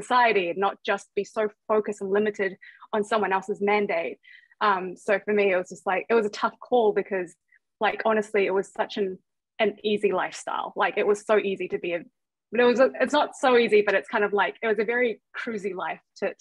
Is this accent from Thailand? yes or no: yes; Thailand; now in New Zealand; I come from Thailand and I moved to New Zealand to get a better education